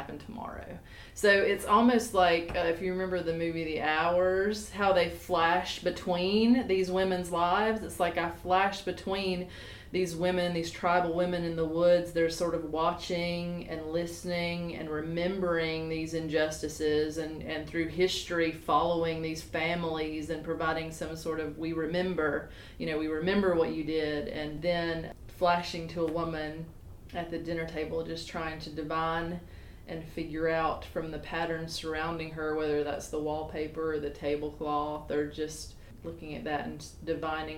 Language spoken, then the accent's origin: English; the South, United States; as a Southern artist and a white woman, that, you know, I love the South, and everything I do is about the South